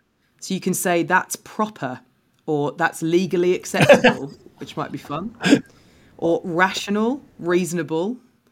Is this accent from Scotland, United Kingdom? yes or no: no; London, United Kingdom; because I'm from London, but I come across, like, I mean, I grew up on benefits